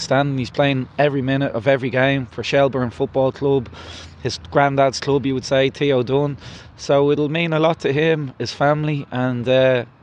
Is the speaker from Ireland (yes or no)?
yes; Ireland; We're Irish.